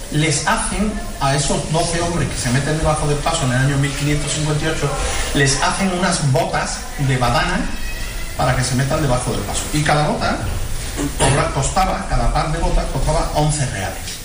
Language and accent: Spanish; Seville, Andalusia, Spain; nosotros en Sevilla, y ustedes nos conocéis, a los que somos sevillanos